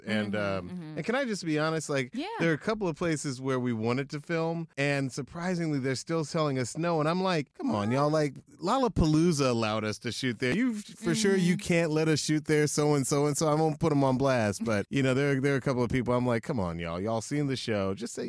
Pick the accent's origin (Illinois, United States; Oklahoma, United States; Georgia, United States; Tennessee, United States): Georgia, United States; Atlanta; I'm the one person on the show who did not grow up in Chicago. Mm-hmm. I grew up in Atlanta.